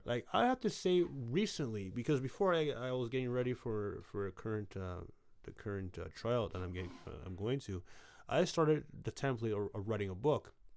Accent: Brooklyn, New York, United States; Brooklyn's my hometown

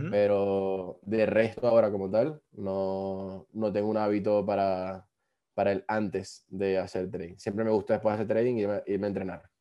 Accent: Venezuela; moved away as an adult; Yo salí de Venezuela, yo había estudiado un año ingeniería informática.

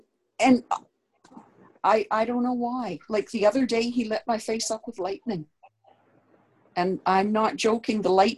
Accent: Canada; I'm Canadian

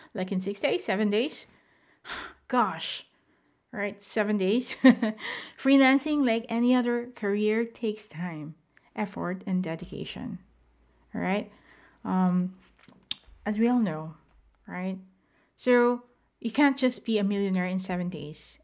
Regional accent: Philippines; moved away; I am not based in the Philippines as of the moment, but I am a Filipino

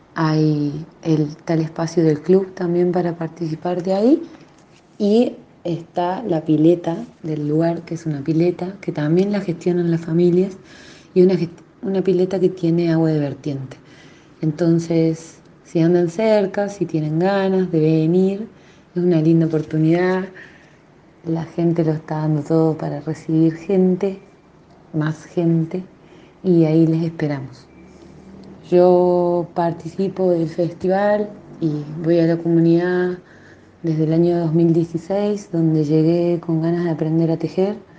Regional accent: Santa Bárbara, La Rioja, Argentina; Soy una artesana de Santa Bárbara, de las teleras de Santa Bárbara soy

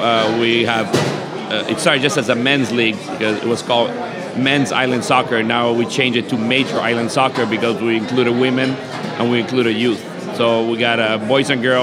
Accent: Uruguay; now in Hawaii, United States; I'm originally from Uruguay

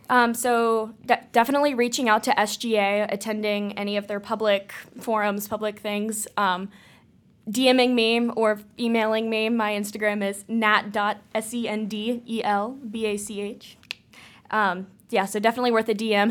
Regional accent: Cincinnati, Ohio, United States; I'm from the Cincinnati area

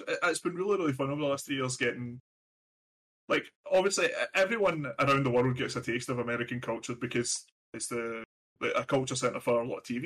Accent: Glasgow, Scotland, United Kingdom; now in United States; I was born and raised in Glasgow in Scotland

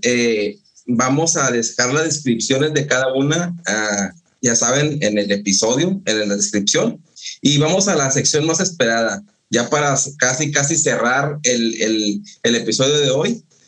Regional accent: northern Mexico, Mexico; yo soy del norte de México, es árido, no hay frutas tropicales

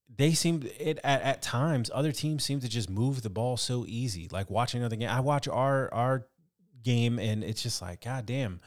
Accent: California, United States; a kid growing up in California

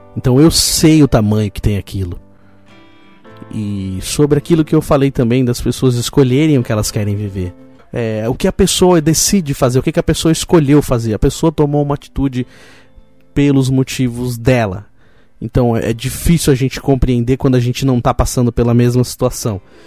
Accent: Roseira, São Paulo, Brazil; eu nasci em São Paulo, mas fui criado em Roseiro

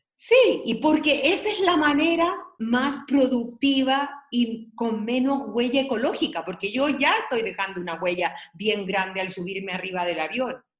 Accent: Peralillo, O'Higgins, Chile; also born or lived in San Fernando; Yo recuerdo donde yo nací. Era súper latifundista mi pueblo, Peralillo

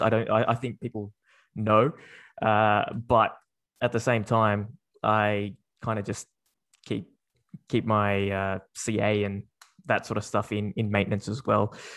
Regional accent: Sydney, New South Wales, Australia; I was born and raised in Sydney. Uh, I've grown up there, uh, or here, um, for, for my entire life

